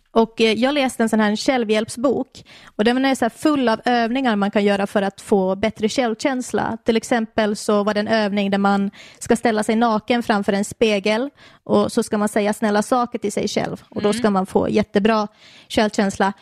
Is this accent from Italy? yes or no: no; Finland; now in Sweden; i Finland där jag kommer ifrån